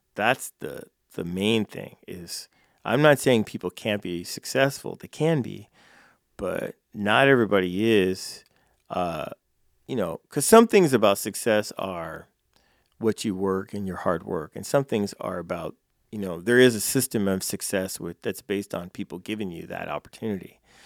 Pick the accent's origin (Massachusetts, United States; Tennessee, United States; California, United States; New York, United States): California, United States; moved away as an adult; now in Council Bluffs, United States; I'm from California